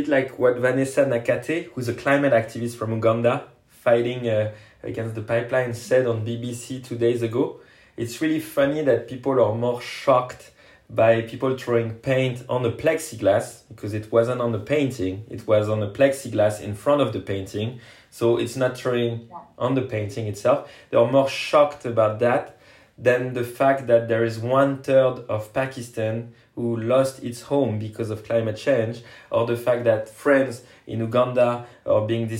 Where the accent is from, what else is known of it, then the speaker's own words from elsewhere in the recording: France; And me, I'm just from France, supporting and helping in whatever capacity I can to put pressure on Total.